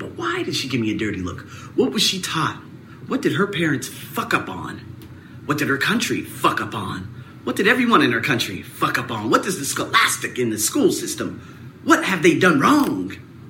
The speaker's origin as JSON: {"language": "English", "country": "United States", "moved": "yes", "lives_now": "Thailand", "said": "Am I black? No. I'm American with about 7 different types of heritages."}